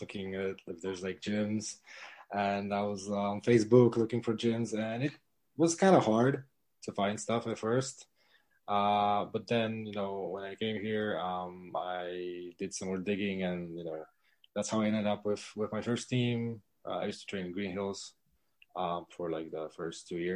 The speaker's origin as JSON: {"language": "English", "country": "Poland", "tie": "born or raised there", "moved": "as an adult", "lives_now": "Philippines", "said": "I was born in Poland. I've lived there my whole life. Then I moved here"}